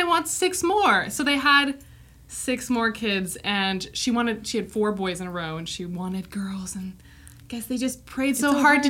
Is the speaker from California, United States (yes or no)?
no; Missoula, Montana, United States; So we grew up in Montana as well.